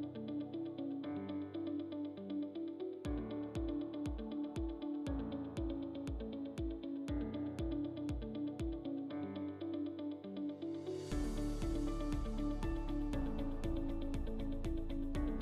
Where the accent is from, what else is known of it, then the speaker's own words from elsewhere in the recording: Calabarzon, Philippines; I'm from Cavite.